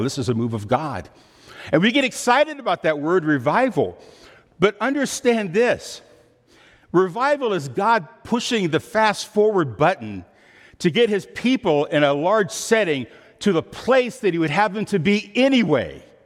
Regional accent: Midwest, United States; I'm from the Midwest.

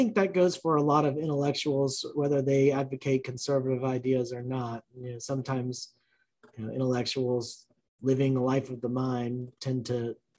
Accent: Georgia, United States; moved away as an adult; now in Alabama, United States; I've lived in Alabama since 2013, but I was born and raised in Georgia, had family ties to Alabama.

